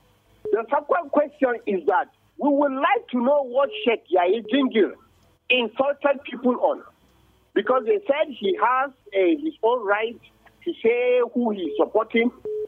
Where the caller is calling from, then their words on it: Bukuru, Plateau, Nigeria; I'm calling from Bukuru right now.